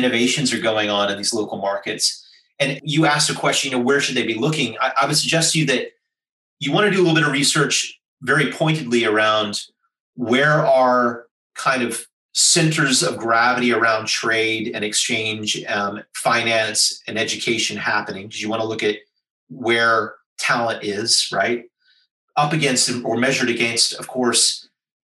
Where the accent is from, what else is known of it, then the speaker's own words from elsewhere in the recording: United States; accent: American; now in Singapore; Despite my Caucasian visage and my outrageous American accent, I am a Singaporean citizen